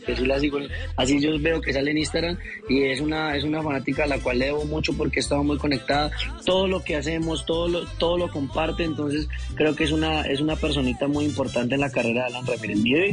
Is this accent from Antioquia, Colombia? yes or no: yes; Bello, Antioquia, Colombia; now in Bogotá, Colombia; yo soy nacido en Bello Antioquia